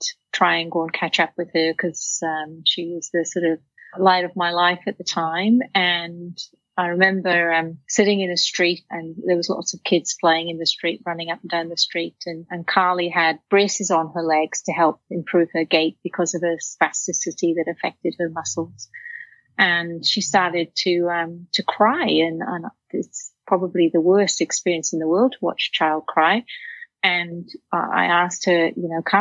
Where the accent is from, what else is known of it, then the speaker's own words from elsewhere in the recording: Wales, United Kingdom; now in Australia; I grew up in Wales in a working class family